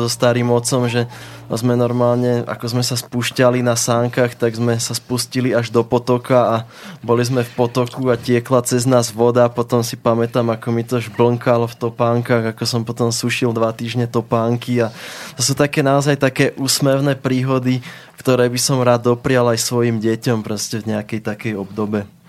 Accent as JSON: {"language": "Slovak", "town": "Poprad", "region": "Prešov Region", "country": "Slovakia", "tie": "born or raised there", "moved": "yes", "lives_now": "Bratislava, Slovakia", "said": "predtým som vyrastal v Poprade, vlastne Tatry a teraz ako sme v Bratislave"}